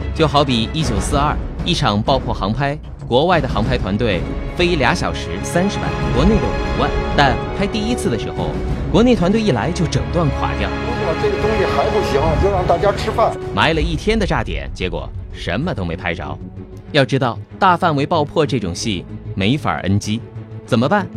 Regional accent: China; 再形象不过的诠释了我们中国人的乐天精神

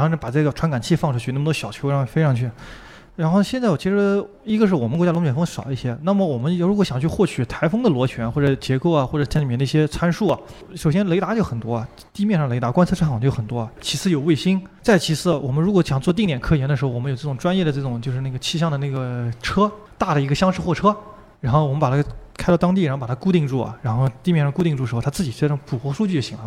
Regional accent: Nanjing, Jiangsu, China; 虽然我是个南京人，但是离海岸线还是有那么两三百公里的距离

